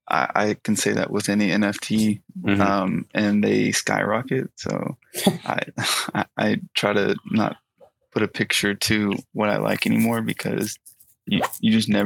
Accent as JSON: {"language": "English", "town": "Atlanta", "region": "Georgia", "country": "United States", "said": "From Atlanta. So I'm from the East Coast. I just moved out here"}